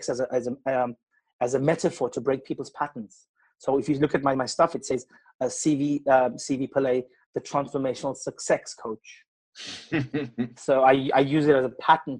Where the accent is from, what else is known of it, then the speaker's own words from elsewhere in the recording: Durban, KwaZulu-Natal, South Africa; moved away as an adult; now in England; I was born in Durban.